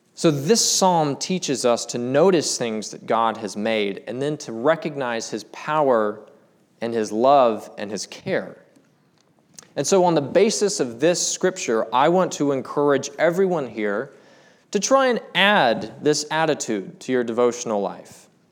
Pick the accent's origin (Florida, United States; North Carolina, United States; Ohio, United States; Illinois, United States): North Carolina, United States; Charlotte; now in Black Mountain, United States; I'm from Charlotte.